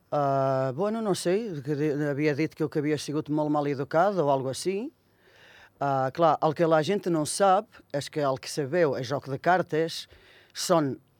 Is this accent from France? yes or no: no; Viseu, Portugal; Catalan is a second language; moved away as an adult; now in Andorra; Jo sóc de Mimeta de Beira i pertany a un municipi de, de Viseu.